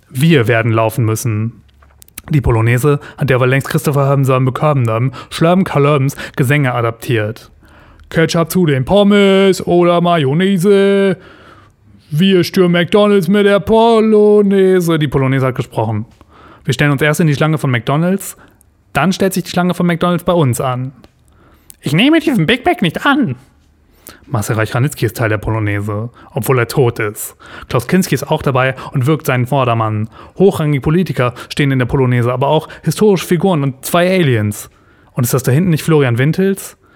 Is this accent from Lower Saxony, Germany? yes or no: yes; Lower Saxony, Germany; In meiner Heimat Ostfriesland feiert man zum Beispiel gerade 50 Jahre Elbe und Flut.